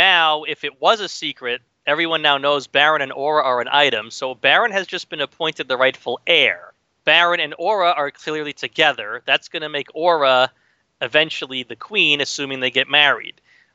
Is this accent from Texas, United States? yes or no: no; New York City suburbs, United States; now in New York City, United States; I grew up in the New York City suburbs. I've been living in the city itself for about 15 years or so